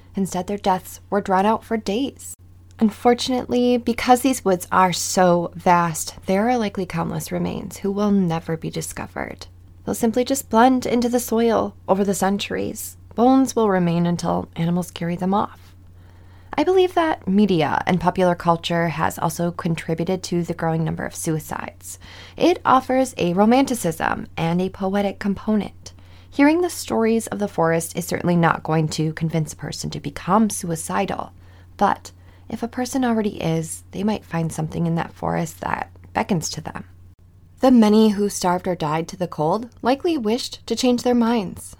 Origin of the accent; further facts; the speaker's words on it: Midwest, United States; I'm from the Midwest